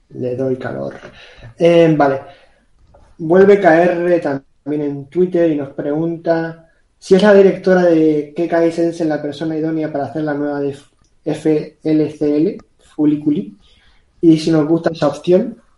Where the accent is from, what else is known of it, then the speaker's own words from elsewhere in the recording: Canary Islands, Spain; Yo soy de Canarias, que eso está más lejos